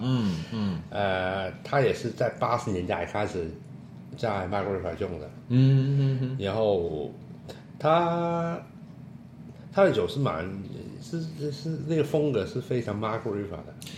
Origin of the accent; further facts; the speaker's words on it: Hong Kong; Chinese is a second language; 我是香港人的国语很差啊